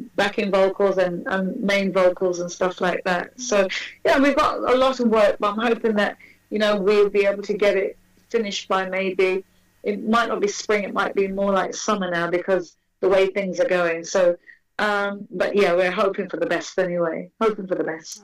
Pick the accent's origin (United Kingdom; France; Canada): United Kingdom; I'm, I'm British.